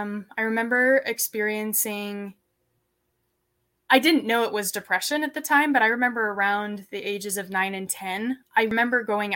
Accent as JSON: {"language": "English", "town": "Layton", "region": "Utah", "country": "United States", "tie": "born or raised there", "said": "So growing up, I grew up in Utah, in Layton, and I grew up on a small ranch."}